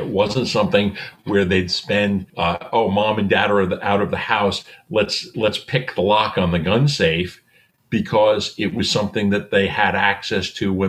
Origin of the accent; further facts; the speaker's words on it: Northeast, United States; moved away as an adult; also born or lived in the South; I was a kid from the Northeast and I went to college down South